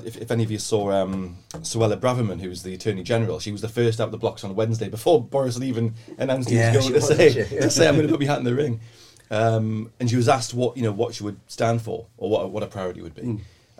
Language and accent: English; North East England, United Kingdom; I'm a Geordie now, I've not heard that one for